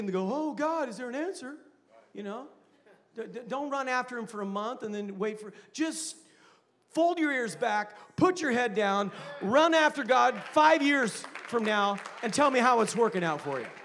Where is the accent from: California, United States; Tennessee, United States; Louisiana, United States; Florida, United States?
California, United States; Vacaville; I'm from Vacaville